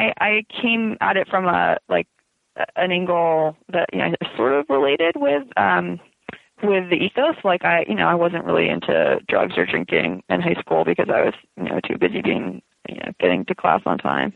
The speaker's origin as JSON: {"language": "English", "town": "West Palm Beach", "region": "Florida", "country": "United States", "tie": "born or raised there", "also_born_or_lived": "Vermont", "moved": "as an adult", "said": "We grew up in West Palm Beach, Florida"}